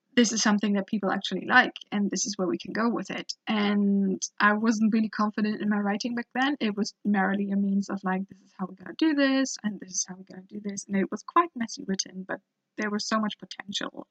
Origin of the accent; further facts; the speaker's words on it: Germany; I was growing up in Germany